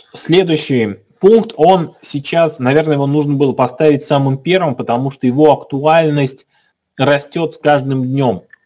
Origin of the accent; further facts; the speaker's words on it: Kazan, Tatarstan, Russia; Мы сами из Казани